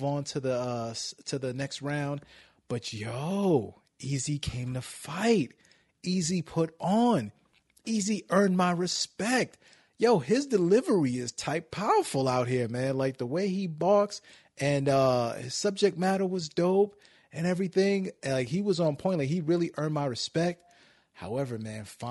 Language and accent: English; New York City, New York, United States; now in Cleveland, United States; I'm from Brooklyn, but I'm out here in Cleveland now.